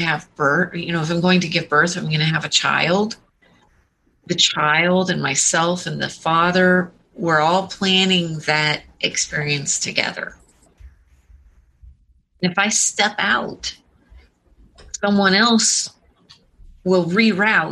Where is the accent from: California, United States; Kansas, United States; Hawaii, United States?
California, United States; San Diego; now in New Hampshire, United States; I was born in San Diego